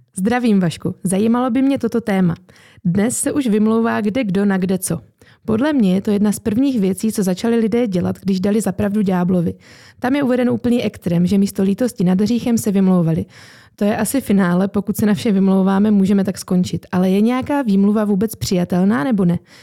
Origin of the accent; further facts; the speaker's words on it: Haná, Czechia; accent: Hanák; babičku z Hané a dědečka, takže vyrostla jsem v hanáckém prostředí